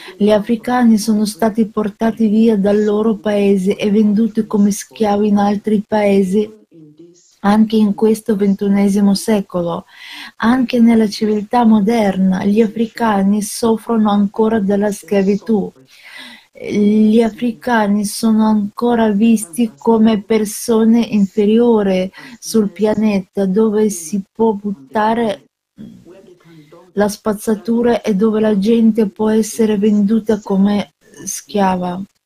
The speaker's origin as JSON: {"language": "Italian", "country": "Nigeria", "moved": "yes", "lives_now": "Canada", "said": "Vendo da un altro paese dalla Nigeria, vivo in Canada."}